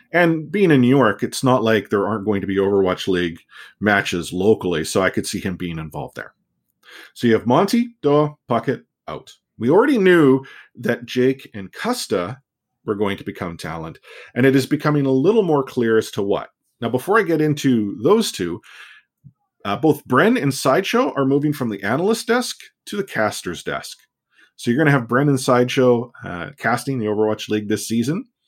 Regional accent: Canada; I'm a Canadian

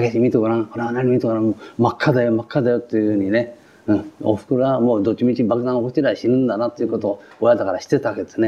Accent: Tokyo, Japan; 東京のねこの先の赤戸っていうところなんです、はい、赤戸で生まれたんです

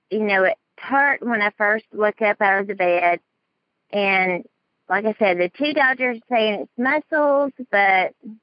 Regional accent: Dallas, Texas, United States; accent: southern; I'm from Dallas, Texas.

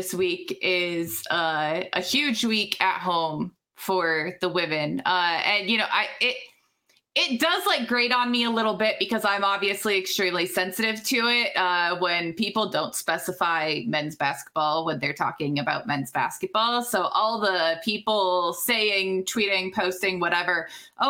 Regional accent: Ames, Iowa, United States; I grew up in Ames.

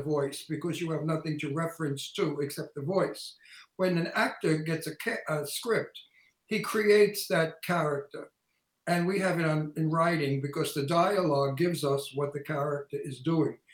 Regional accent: New York City, New York, United States; accent: antique Brooklyn; my antique Brooklyn accent

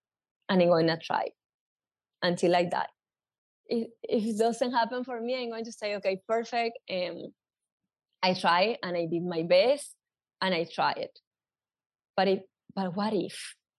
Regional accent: New York, United States; I come from New York.

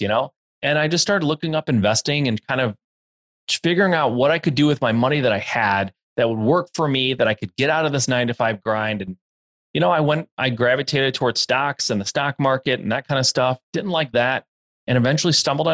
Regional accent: Michigan, United States; born and raised in Michigan, still live in Michigan

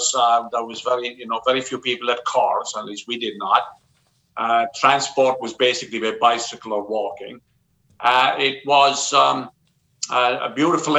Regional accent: Southwest Ireland, Ireland; moved away as an adult; also born or lived in Cork; now in New York, United States; I grew up in Southwest Ireland, in a very small, farming community

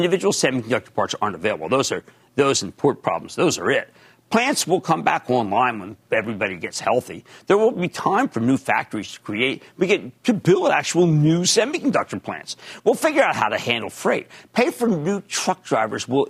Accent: Pennsylvania, United States; my home state of Pennsylvania.

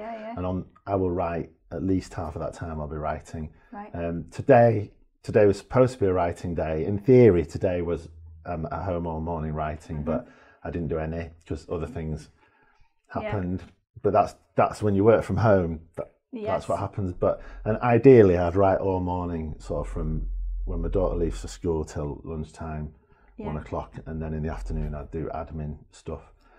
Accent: Leeds, Yorkshire and the Humber, United Kingdom; I was born in Leeds and brought up in Leeds. It was quite confused. I was adopted and fostered and adopted early on. I had quite a complicated early-ish life.

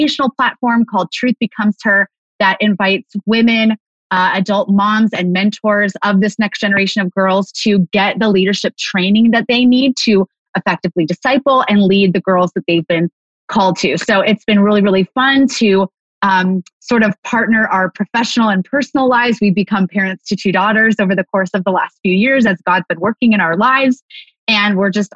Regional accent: California, United States; moved away as an adult; also born or lived in San Diego; now in Montana, United States; I am from California, born and raised, living in Montana now

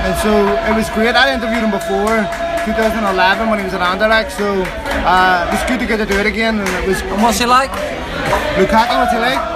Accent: Belfast, Northern Ireland, United Kingdom; moved away as an adult; now in California, United States; From Belfast, there. So born and raised there. Moved out here early 2000s

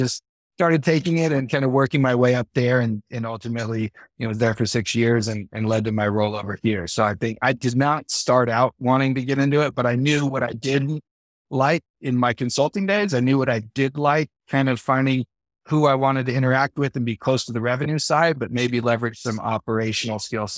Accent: Livermore, California, United States; now in Eagle Mountain, United States; I grew up in the East Bay in Livermore, California, but I've been in Utah 19 years now.

